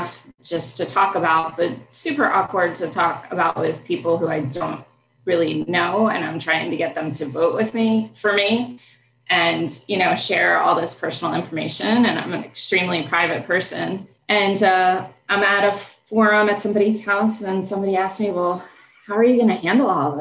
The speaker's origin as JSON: {"language": "English", "region": "Delaware", "country": "United States", "tie": "born or raised there", "also_born_or_lived": "Syracuse / Washington, District of Columbia, United States", "moved": "as an adult", "lives_now": "Richmond, United States", "said": "I grew up in Delaware, went to public school my whole life"}